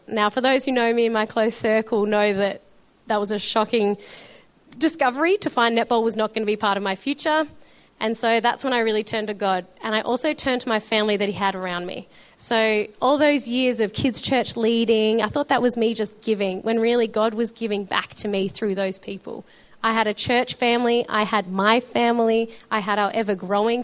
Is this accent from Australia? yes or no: yes; Melbourne, Victoria, Australia; also born or lived in Shepparton; I was born in Melbourne and we lived in Shepparton for a few years. If anyone doesn't know, that's a bit more northern Victoria, gorgeous area, a bit more bushy or country, as you would say. Then we moved to Melbourne, which has just been amazing because we've lived here ever since.